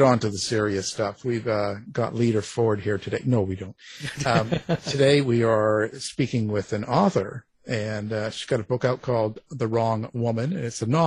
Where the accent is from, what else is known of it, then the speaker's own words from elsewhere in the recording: Canada; I'm Canadian